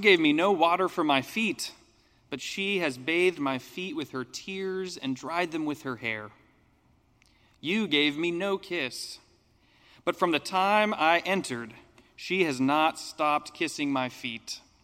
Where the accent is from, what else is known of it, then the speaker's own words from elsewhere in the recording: United States; as an American